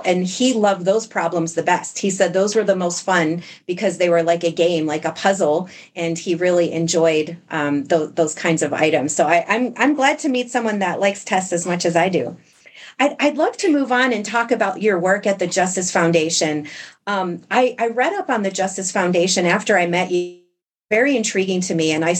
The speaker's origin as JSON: {"language": "English", "region": "New York", "country": "United States", "tie": "born or raised there", "said": "I grew up in New York State"}